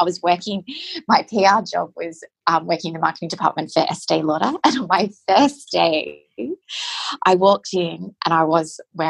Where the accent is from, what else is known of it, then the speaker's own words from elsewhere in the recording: Victoria, Australia; I am from Victoria